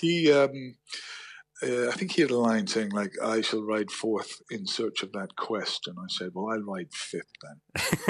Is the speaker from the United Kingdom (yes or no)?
yes; Belfast, Northern Ireland, United Kingdom; I'm from Belfast.